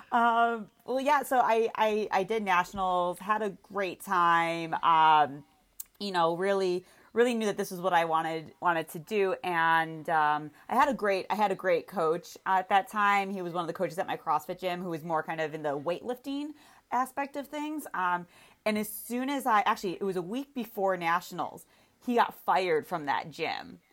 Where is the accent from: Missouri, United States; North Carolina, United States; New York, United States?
New York, United States; Williamsville; moved away; I grew up in Williamsville, East Amherst kinda area